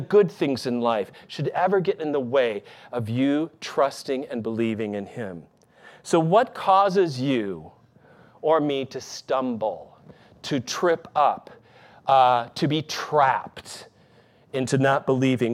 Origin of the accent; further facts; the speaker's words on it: Michigan, United States; moved away; my hometown in Michigan.